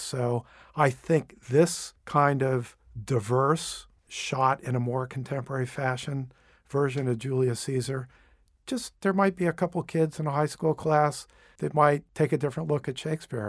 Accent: Cape Canaveral, Florida, United States; moved away; also born or lived in Boston / New York City; I actually grew up in Cape Canaveral

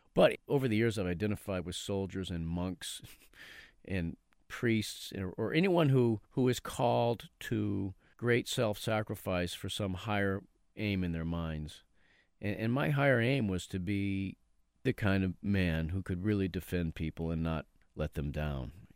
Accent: Haverhill, Massachusetts, United States; we grew up in Haverhill

